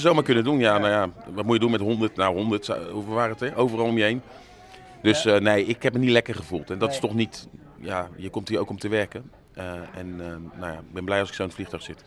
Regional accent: Netherlands

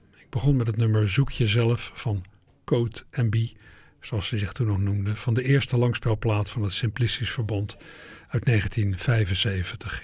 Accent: Netherlands

